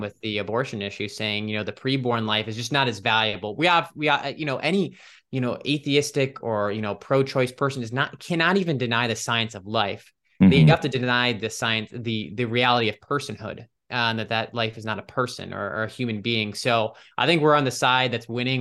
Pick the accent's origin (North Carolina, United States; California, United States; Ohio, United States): Ohio, United States; Cleveland; moved away as an adult; now in Washington, DC, United States; I'm from Ohio, Cleveland, Ohio originally